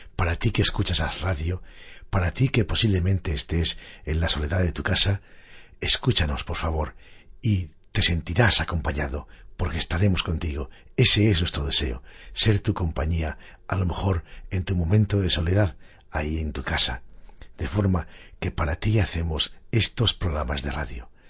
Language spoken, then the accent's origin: Spanish; Galicia, Spain; moved away as an adult; also born or lived in Asturias; pasé allí gran parte de mi vida, primero como estudiante desde los cinco hasta los diecisiete años